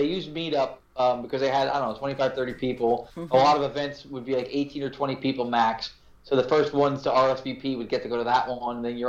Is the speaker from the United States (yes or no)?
yes; Union, New Jersey, United States; I grew up in Union, New Jersey, which is the next town. It's the neighboring town.